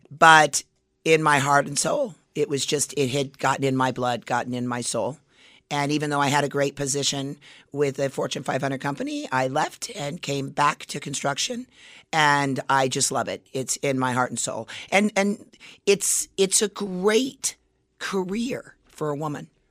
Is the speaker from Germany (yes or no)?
no; Las Vegas, Nevada, United States; I grew up in Las Vegas.